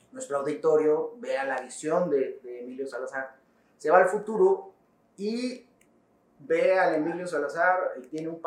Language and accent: Spanish; Tuxtla Gutiérrez, Chiapas, Mexico; De acá, de Tuxtla.